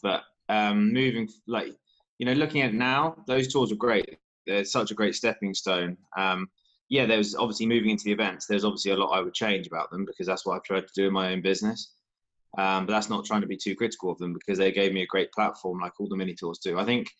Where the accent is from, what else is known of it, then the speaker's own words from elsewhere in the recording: Brighton, South East England, United Kingdom; Brighton, England. So I live just west of Brighton at the moment, so it's, you know, as far south as you can get.